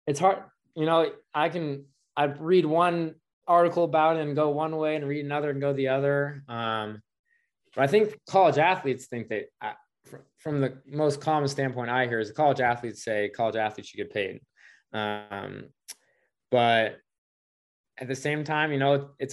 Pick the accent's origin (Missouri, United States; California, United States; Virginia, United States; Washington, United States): Washington, United States; Seattle; I'm from Seattle